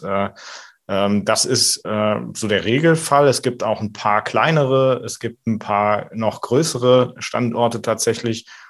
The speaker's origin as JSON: {"language": "German", "town": "Merzenich", "region": "North Rhine-Westphalia", "country": "Germany", "also_born_or_lived": "Düsseldorf", "moved": "yes", "said": "Also ich komme ursprünglich aus Düren, äh, ah. beziehungsweise ah. eigentlich Merzenich, in der Mitte zwischen Köln und Aachen"}